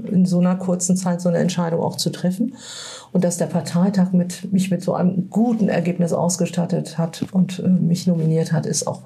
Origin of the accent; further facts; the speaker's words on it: Northern Germany, Germany; ich, kenne das als Norddeutsche, ja.